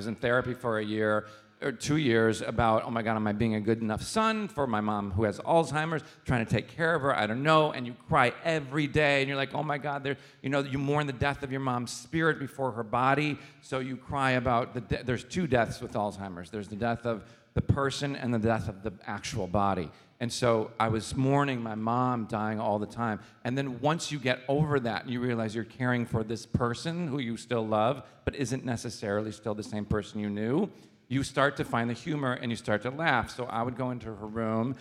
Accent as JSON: {"language": "English", "town": "Chicago", "region": "Illinois", "country": "United States", "tie": "born or raised there"}